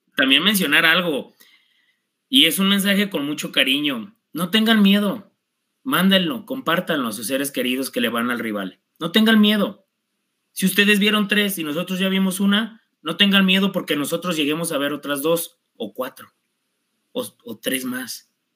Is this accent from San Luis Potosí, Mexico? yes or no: no; Zapotlanejo, Jalisco, Mexico; soy de Zapotlanejo